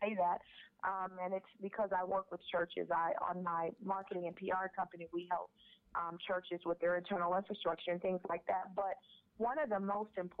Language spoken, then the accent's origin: English; Houston, Texas, United States; moved away as an adult; leave my hometown, Houston, Texas, to relocate